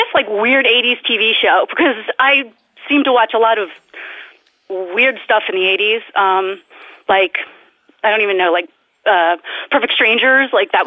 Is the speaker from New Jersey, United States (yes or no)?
yes; New Jersey, United States; I'm from New Jersey.